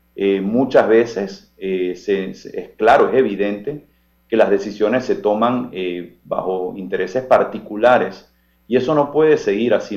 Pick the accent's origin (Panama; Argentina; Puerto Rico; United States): Panama; nosotros como panameños